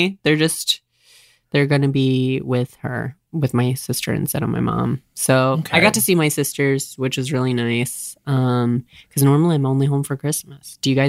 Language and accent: English; Orient, Ohio, United States; moved away; I'm from Orient, Ohio, and everybody fucking talks like that.